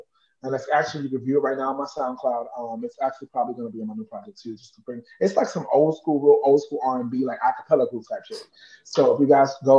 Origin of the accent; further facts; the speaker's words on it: New York City, New York, United States; I'm from Harlem, New York, born and raised Harlem, New York.